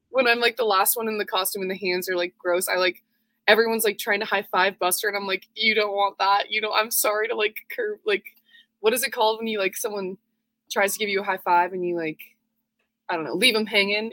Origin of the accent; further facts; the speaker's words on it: Twin Falls, Idaho, United States; I grew up in Twin Falls, Idaho